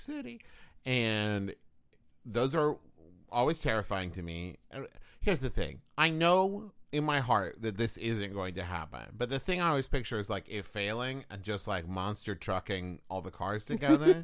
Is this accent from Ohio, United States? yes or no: no; Huntington, West Virginia, United States; Huntington, West Virginia, my hometown